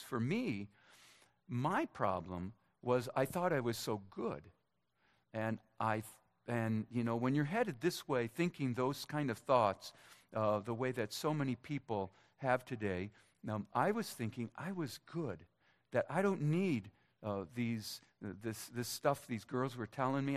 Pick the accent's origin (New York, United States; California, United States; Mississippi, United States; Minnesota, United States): Minnesota, United States; moved away; My hometown Minnesotans